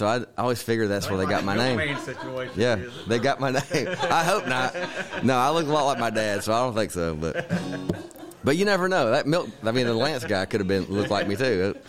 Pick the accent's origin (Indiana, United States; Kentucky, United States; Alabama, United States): Kentucky, United States; Berea; is about growing up in Berea, Kentucky in the 80s. and just spending all summer riding my bike with the neighborhood kids, playing baseball, and just having a good old time.